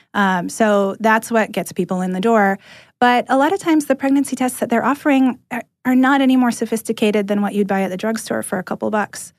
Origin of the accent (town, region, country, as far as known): California, United States; moved away as an adult; now in Atlanta, United States